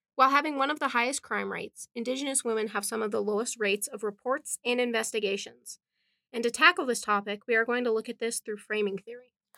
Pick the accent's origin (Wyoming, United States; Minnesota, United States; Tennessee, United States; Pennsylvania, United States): Wyoming, United States; Wind River Indian Reservation; I was born and raised on the Wind River Indian Reservation